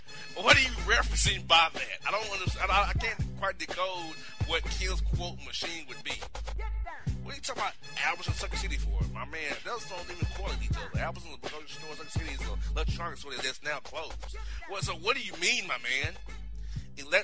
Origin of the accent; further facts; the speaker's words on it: Orlando, Florida, United States; my hometown of Orlando.